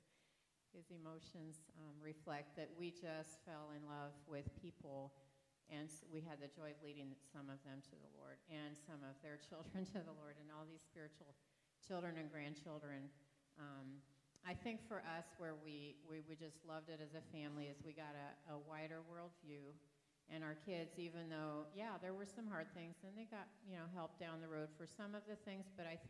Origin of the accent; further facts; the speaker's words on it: France; moved away; also born or lived in Dayton, Ohio; I was raised in France.